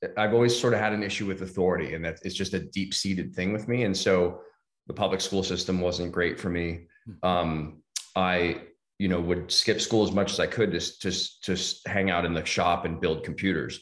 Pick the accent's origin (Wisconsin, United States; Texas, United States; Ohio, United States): Ohio, United States; Brecksville; I grew up in a suburb of Cleveland, Ohio called Brecksville.